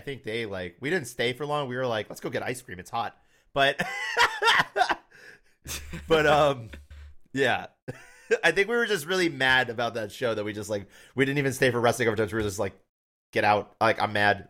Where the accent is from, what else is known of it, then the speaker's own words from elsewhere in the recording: Tennessee, United States; I'm from Tennessee and I kinda grew up with that.